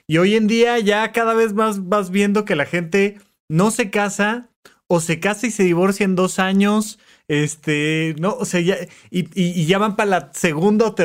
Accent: Toluca, State of Mexico, Mexico; now in Mexico City, Mexico; Pero llegué de Toluca a la Ciudad de México y la idea era vivir ahí cerquita de la universidad, ¿no?

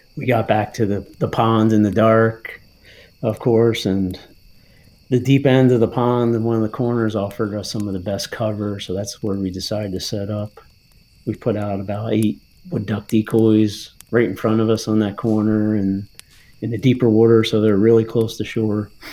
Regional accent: New Jersey, United States; born or raised there; now in Pennsylvania, United States

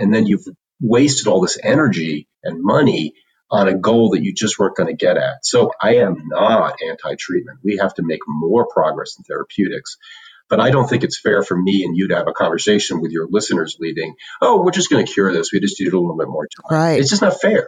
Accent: commuter town to New York, East Coast, United States; moved away as an adult; also born or lived in Illinois; I grew up on the East Coast uh, in the tri state area, which meant uh, we lived in a commuter's town to New York.

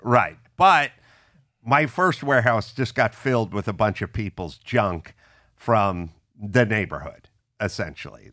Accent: Los Angeles, California, United States; I grew up in the San Fernando Valley

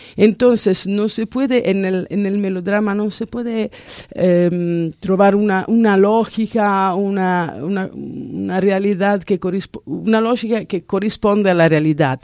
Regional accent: Italy; Spanish is a second language; yo soy italiana

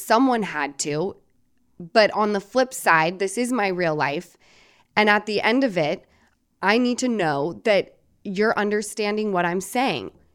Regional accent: Salt Lake City, Utah, United States; moved away as an adult; I'm from Salt Lake City, Utah.

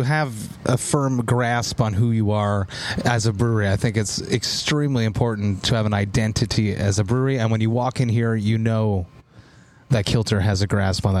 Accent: Montreal, Quebec, Canada; I'm from Montreal, right?

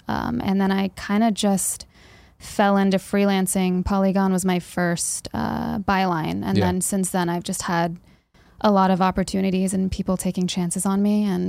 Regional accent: Frederick, Maryland, United States; Maryland. Frederick, Maryland.

